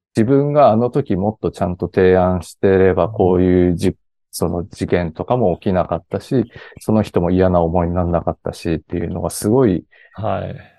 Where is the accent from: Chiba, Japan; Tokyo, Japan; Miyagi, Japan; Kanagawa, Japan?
Miyagi, Japan; Ishinomaki; 出身が、あの、石巻市というすごい田舎の方出身でして